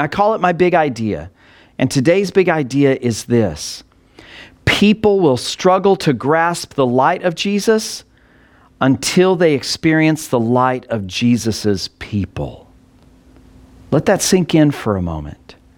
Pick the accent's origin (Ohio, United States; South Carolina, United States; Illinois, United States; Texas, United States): Texas, United States; Texas Panhandle, United States; I grew up in the Texas Panhandle